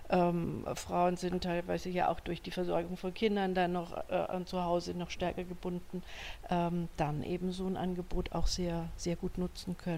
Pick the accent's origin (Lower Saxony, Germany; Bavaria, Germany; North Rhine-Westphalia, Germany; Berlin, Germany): Lower Saxony, Germany; Stade; ich komme aus Stade, aus einem sehr ländlichen Gebiet.